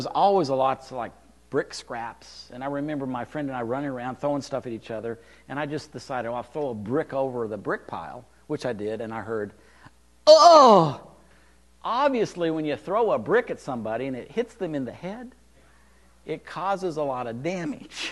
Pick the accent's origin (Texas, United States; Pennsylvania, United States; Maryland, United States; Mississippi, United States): Texas, United States; Amarillo; I grew up in Amarillo